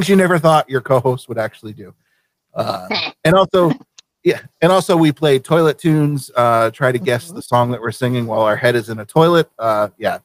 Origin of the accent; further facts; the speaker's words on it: Vermont, United States; moved away as an adult; now in Maine, United States; I'm living in Maine. I'm not originally from Maine. I spent the first 18 years of my life in Vermont.